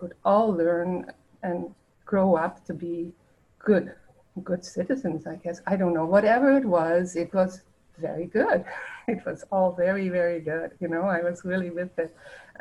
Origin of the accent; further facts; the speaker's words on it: The Hague, South Holland, Netherlands; also born or lived in Winnipeg, Canada; now in Canada; I do come from the Netherlands. I was born in The Hague just right after the war, and I grew up there.